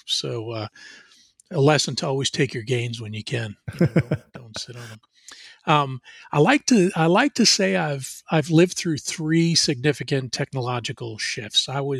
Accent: New Jersey, United States; now in Atlanta, United States; I grew up in New Jersey. In fact, out of my bedroom window, I could see the Statue of Liberty. So that's how close I was to New York City. But I moved to Atlanta in 1993

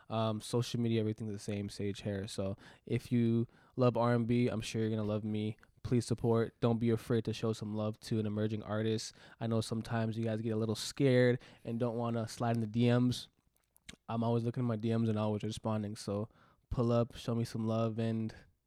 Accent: Jamaica; So that's me being Jamaican.

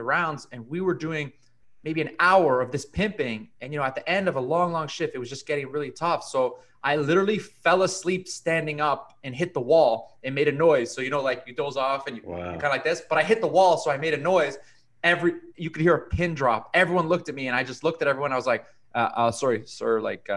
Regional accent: Toronto, Ontario, Canada; also born or lived in Caribbean; I was born in Canada. My dad is Colombian immigrant. My mom is Canadian. I did all my schooling in Toronto up until university

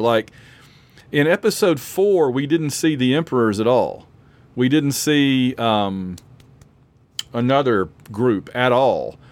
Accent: Sylacauga, Alabama, United States; I'm from Sylacauga, Alabama, which has had people hit by meteors before

